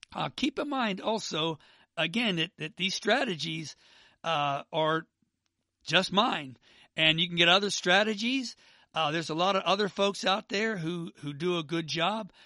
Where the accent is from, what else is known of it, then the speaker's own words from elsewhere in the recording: Pittsburgh, Pennsylvania, United States; now in Atlanta, United States; I'm from Pittsburgh, but I live in Atlanta now